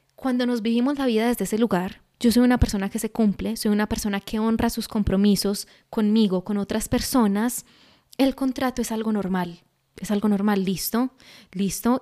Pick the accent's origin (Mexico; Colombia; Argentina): Colombia